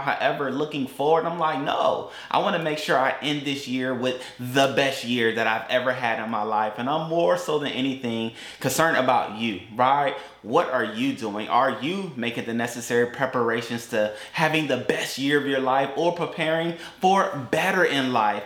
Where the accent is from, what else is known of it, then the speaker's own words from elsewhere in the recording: Atlanta, Georgia, United States; moved away as an adult; also born or lived in Augusta, Georgia / Valdosta, Georgia; now in Tampa, United States; Then they moved to Atlanta